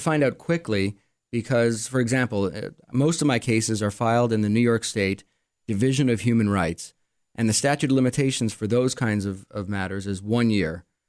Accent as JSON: {"language": "English", "town": "Montreal", "region": "Quebec", "country": "Canada", "tie": "born or raised there", "also_born_or_lived": "Arizona", "moved": "yes", "lives_now": "Rochester, United States", "said": "I grew up in Montreal"}